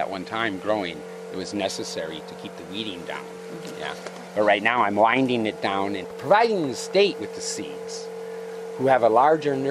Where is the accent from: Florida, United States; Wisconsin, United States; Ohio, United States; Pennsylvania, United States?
Wisconsin, United States; Milwaukee; moved away as an adult; also born or lived in Hana, Maui, Hawaii; now in Hawaii, United States; I was born and raised in Milwaukee, Wisconsin. But I say I grew up in Hana, Maui. I got there when I was 19